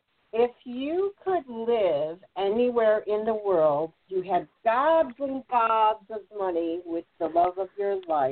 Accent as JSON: {"language": "English", "town": "Chicago", "region": "Illinois", "country": "United States", "said": "I'm from Chicago"}